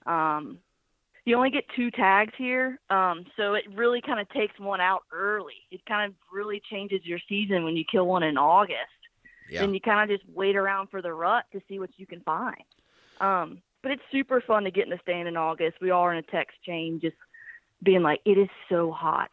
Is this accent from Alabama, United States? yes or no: yes; Birmingham, Alabama, United States; moved away as an adult; also born or lived in Kodiak Island, Alaska; now in Nashville, United States; I'm from Birmingham, Alabama, but uh, I live in Nashville, Tennessee